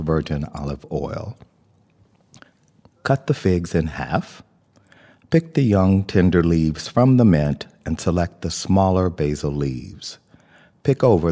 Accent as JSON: {"language": "English", "region": "the American South", "country": "United States", "said": "I'm from the American South, and in Louisiana and Texas, figs are plentiful. And so I had them in just about everything"}